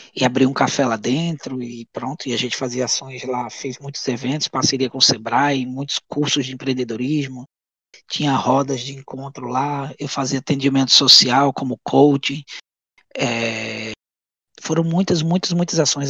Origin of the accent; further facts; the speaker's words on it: Goiana, Pernambuco, Brazil; moved away as an adult; also born or lived in Rio de Janeiro, Brazil / United States; now in Lisbon, Portugal; mas eu sou pernambucano. Sou pernambucano e de Goiânia